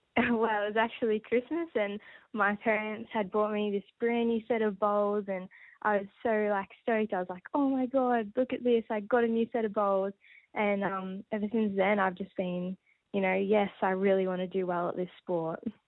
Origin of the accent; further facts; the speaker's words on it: Maryborough, Victoria, Australia; my small hometown in Maryborough, Victoria.